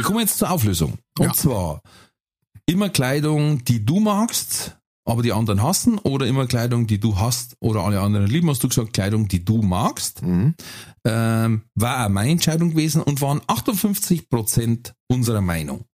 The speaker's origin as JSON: {"language": "German", "country": "Germany", "said": "bei uns in Deutschland"}